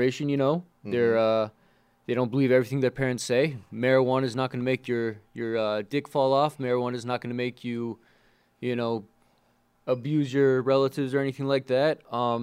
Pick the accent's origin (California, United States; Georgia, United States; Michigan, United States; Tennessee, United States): California, United States; Orange County, Southern; I grew up in Southern California, Orange County